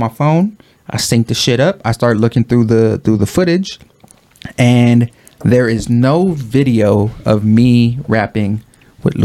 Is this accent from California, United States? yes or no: no; New York, United States; moved away; originally, like, from New York